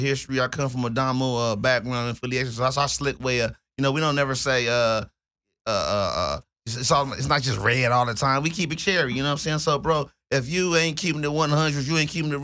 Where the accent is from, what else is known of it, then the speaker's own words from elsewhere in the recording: Los Angeles, California, United States; I come from the Los Angeles area, the South Central Los Angeles area, the Fremont District in particular, or Fremont High School.